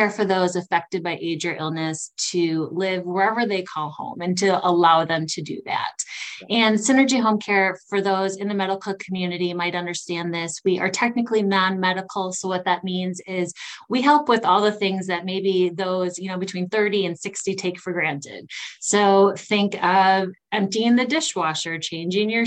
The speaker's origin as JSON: {"language": "English", "town": "Prescott", "region": "Wisconsin", "country": "United States", "tie": "born or raised there", "also_born_or_lived": "St. Cloud, Minnesota", "moved": "as an adult", "lives_now": "Arden Hills, United States", "said": "I'm from Western Wisconsin, a little town called Prescott, Wisconsin. Grew up with my parents."}